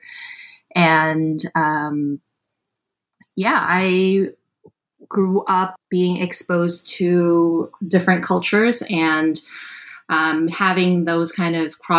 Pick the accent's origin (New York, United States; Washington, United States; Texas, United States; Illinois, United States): New York, United States; New York City; I was born and raised in New York City. I've lived most of my life in Queens, New York, which is the most linguistically diverse place in the whole world and a very, you know, diverse place in general.